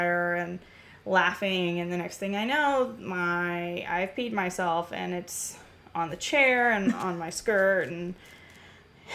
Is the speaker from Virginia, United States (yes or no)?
no; Ramona, California, United States; I grew up in a little nothing town called Ramona, California, with my grandparents on a 100-acre